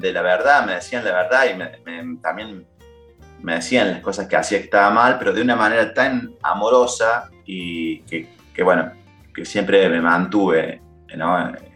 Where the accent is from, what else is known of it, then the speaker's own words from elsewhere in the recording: town near Córdoba, Argentina; moved away as an adult; now in Buenos Aires, Argentina; mi pueblo a hablar con ellos. Yo ya vivía en Córdoba capital, que está a 12 kilómetros